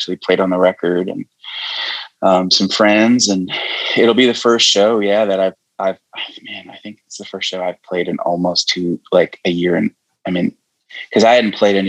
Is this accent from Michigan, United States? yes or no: yes; Michigan, United States; also born or lived in Nashville; I'm a Michigan guy at heart.